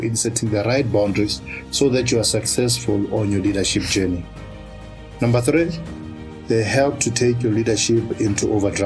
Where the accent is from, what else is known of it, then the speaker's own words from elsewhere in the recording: Polokwane, Limpopo, South Africa; my hometown of Polokwane and I was 16 years old